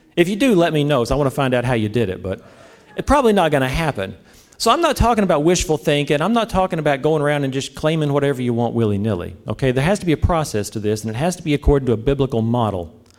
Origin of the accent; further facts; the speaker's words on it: the South, United States; I'm from the South, so, you know, we're more into the S E C